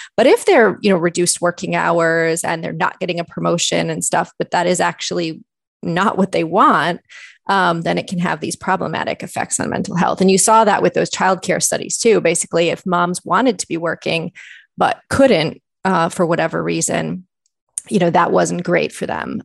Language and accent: English; Michigan, United States; moved away as an adult; also born or lived in Ontario, Canada; now in Canada; I'm actually originally from Michigan, so I did my undergraduate work there